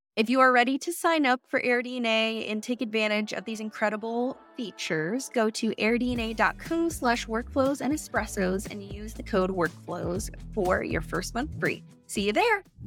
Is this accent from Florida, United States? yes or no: yes; Florida, United States; now in Jackson Hole, United States; I am from Florida, which you all know this by now, and moved out to Jackson Hole